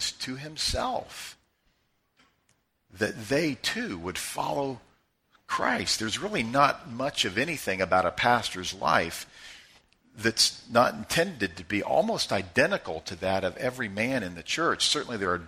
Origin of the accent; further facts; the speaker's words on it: Joplin, Missouri, United States; Grew up in Joplin, Missouri. We're all Joplinites